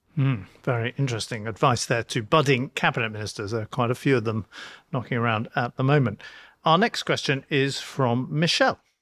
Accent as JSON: {"language": "English", "region": "London", "country": "United Kingdom", "tie": "born or raised there", "said": "I grew up in Mo-, Notting Hill"}